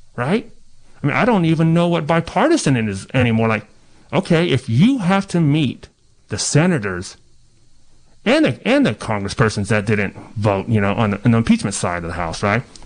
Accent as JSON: {"language": "English", "town": "Ukiah", "region": "California", "country": "United States", "tie": "born or raised there", "also_born_or_lived": "Coyote Valley Reservation", "said": "I grew up in Ukiah, Mendocino County. We're a small town in the middle of nowhere"}